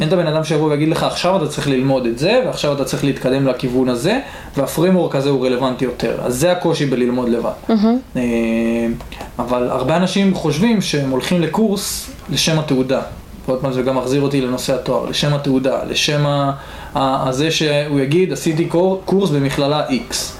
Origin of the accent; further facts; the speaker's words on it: Atlit, Haifa District, Israel; במקור גדלתי בעתלית